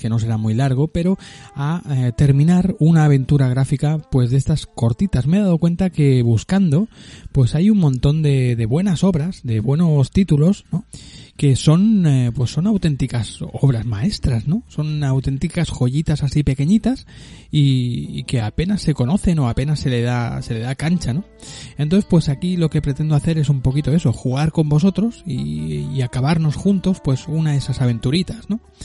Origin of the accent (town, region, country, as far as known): Barcelona, Catalonia, Spain; born or raised there